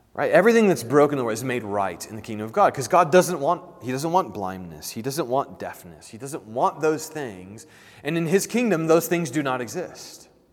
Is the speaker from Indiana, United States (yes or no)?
yes; Indiana, United States; growing up as a kid in Indiana